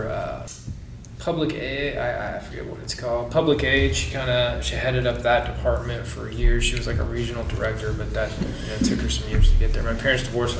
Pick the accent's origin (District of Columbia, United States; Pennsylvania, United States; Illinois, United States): Illinois, United States; Du Quoin; moved away as an adult; also born or lived in Lake Wales, Florida; I'm originally from Southern Illinois, a small town, DuCoin, Illinois. It's about 6,000 people